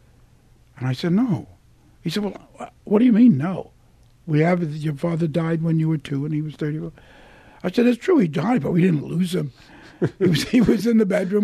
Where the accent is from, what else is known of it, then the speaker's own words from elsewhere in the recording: New York City, New York, United States; I'm from Williamsburg